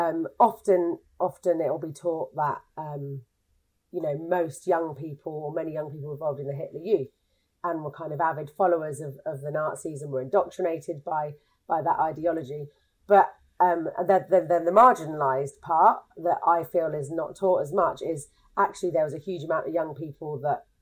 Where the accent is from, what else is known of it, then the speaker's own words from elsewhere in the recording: London, United Kingdom; moved away as an adult; now in Norwich, United Kingdom; I'm from London originally. I now live in Norwich.